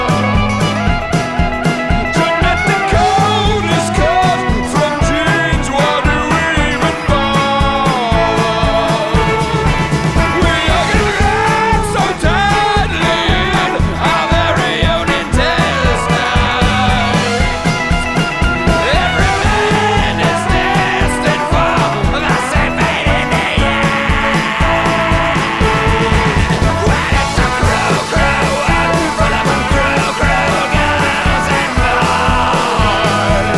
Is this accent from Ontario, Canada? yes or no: yes; Brampton, Ontario, Canada; A recording made in my hometown of Brampton, Ontario